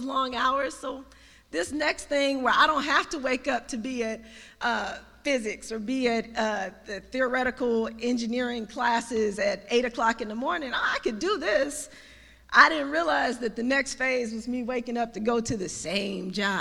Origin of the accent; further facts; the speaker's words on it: Detroit, Michigan, United States; moved away as an adult; also born or lived in Missouri; now in Washington, D.C., United States; I came from Detroit, Michigan, so I'm a homegrown Detroiter, by way of Missouri